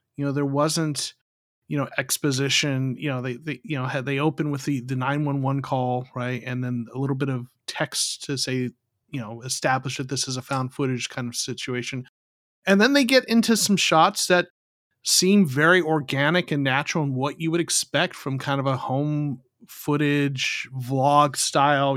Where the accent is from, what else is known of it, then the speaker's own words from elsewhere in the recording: Arizona, United States; moved away; also born or lived in Southern California; I'm originally from Arizona